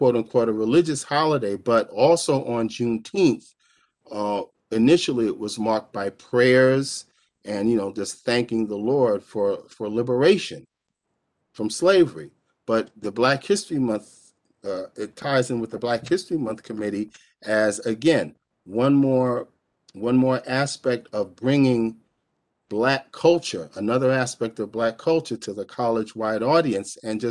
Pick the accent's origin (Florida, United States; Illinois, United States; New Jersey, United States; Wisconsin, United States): New Jersey, United States; Englewood; my hometown in Englewood